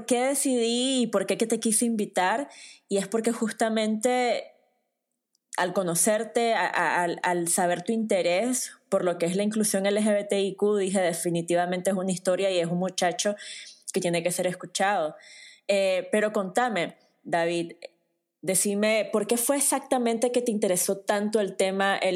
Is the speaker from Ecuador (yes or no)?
no; Nicaragua; no podés darte una idea de cómo es el contexto de crecer en una familia tradicional nicaragüense